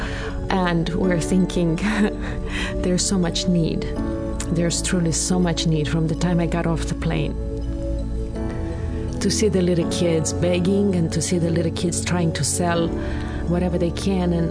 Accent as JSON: {"language": "English", "country": "Romania", "moved": "yes", "lives_now": "Vancouver, Canada", "said": "I am originally from Romania."}